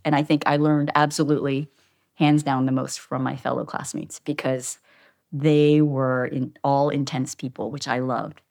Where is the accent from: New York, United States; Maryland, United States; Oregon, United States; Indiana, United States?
Maryland, United States; Havre de Grace; moved away as an adult; also born or lived in Boston / Philadelphia; now in Los Angeles, United States; So I grew up in Maryland